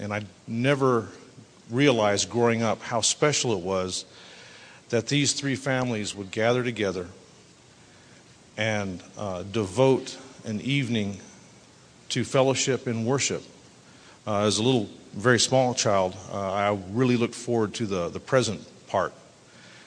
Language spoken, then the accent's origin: English; Abilene, Texas, United States; I grew up in Abilene, just down the road from here